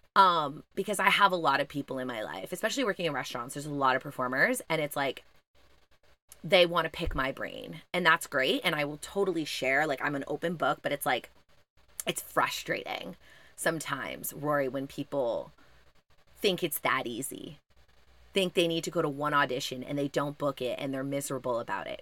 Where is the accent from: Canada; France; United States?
Canada; Montreal, Quebec; I'm from Montreal